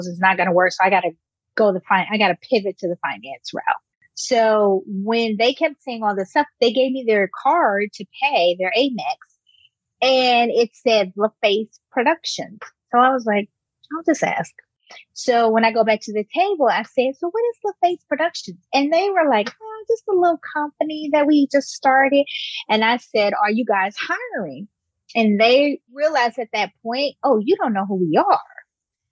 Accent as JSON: {"language": "English", "town": "Chattanooga", "region": "Tennessee", "country": "United States", "tie": "born or raised there", "also_born_or_lived": "Memphis, Tennessee / Atlanta, Georgia", "moved": "as an adult", "said": "I am from Tennessee, actually, small Chattanooga, Tennessee"}